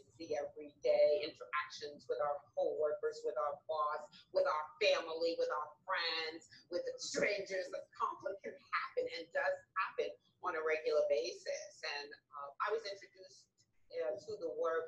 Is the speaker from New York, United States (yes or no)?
yes; New York City, New York, United States; I hail from the Bronx